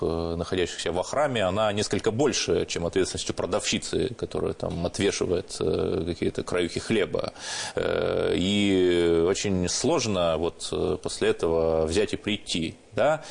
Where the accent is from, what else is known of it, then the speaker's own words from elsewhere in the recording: Cherepovets, Vologda Oblast, Russia; Я родился и рос в Череповце